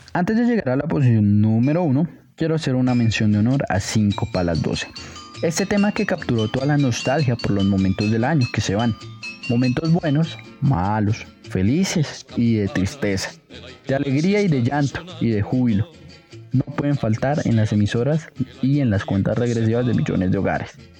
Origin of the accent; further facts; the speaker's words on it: Colombia; todos los colombianos hemos bailado